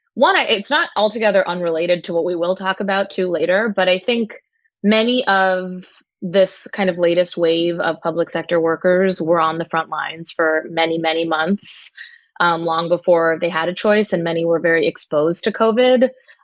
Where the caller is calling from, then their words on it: Brooklyn, New York, United States; I'm calling from Brooklyn, New York, and things are looking okay from the perspective of the pandemic over here.